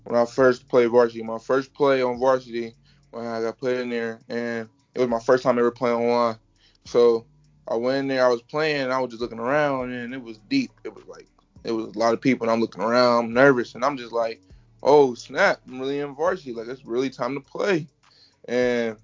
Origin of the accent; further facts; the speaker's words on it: Dayton, Ohio, United States; I'm from Dayton, Ohio.